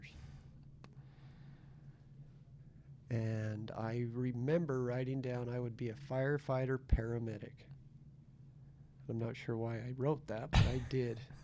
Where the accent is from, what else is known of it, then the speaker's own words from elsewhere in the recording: Salt Lake City, Utah, United States; moved away as an adult; now in Nicaragua; Born in Salt Lake City. Lived in the area for 45 years. Went to school, Mountain View Elementary